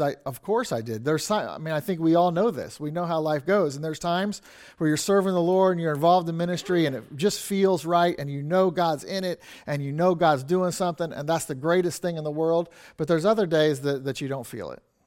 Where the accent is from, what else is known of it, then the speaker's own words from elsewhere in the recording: Kansas City, Missouri, United States; I grew up in a church in Kansas City, like, literally, I, say I grew up in the Kansas City Baptist Temple